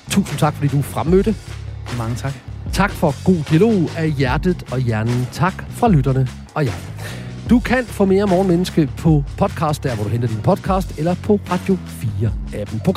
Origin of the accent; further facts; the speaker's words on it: Jutland, Denmark; Nu er jeg jo fra Jylland.